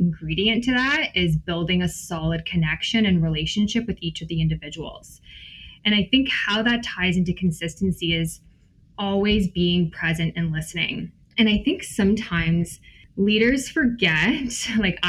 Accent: Wasaga Beach, Ontario, Canada; moved away; also born or lived in Guelph; I grew up in Wasega Beach

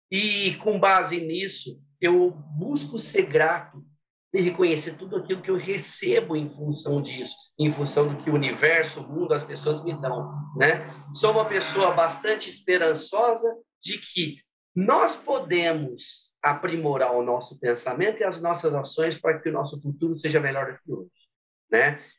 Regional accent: Minas Gerais, Brazil; sou mineirinho do interior de Minas

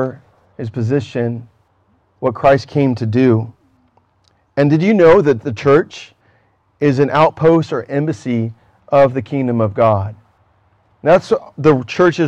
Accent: United States; where I'm from as an American

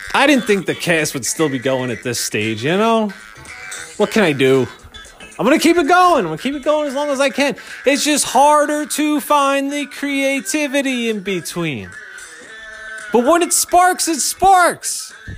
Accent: Philadelphia, Pennsylvania, United States; my hometown, Philadelphia

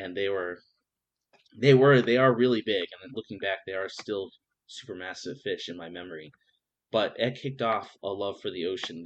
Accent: New York, United States; moved away as an adult; now in Fort Lauderdale, United States; I come from New York originally.

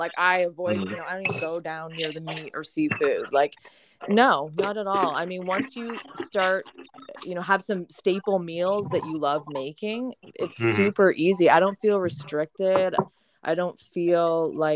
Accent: Brantford, Ontario, Canada; moved away as an adult; also born or lived in Poconos, Pennsylvania; now in Pennsylvania, United States; I'm going up to Brantford. That's the name of my hometown, which is Wayne Gretzky's hometown.

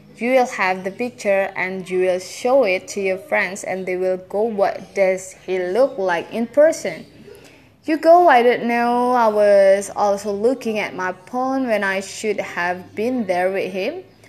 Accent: South Africa; I grew up in South Africa during a time known as uh, apartheid

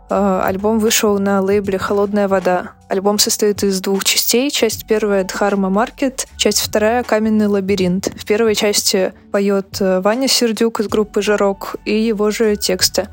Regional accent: Krasnoyarsk, Krasnoyarsk Krai, Russia; я тоже из Красноярска, как и он.

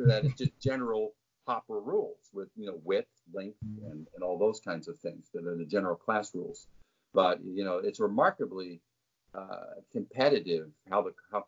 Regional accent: Kalamazoo, Michigan, United States; Kalamazoo, Michigan, my hometown

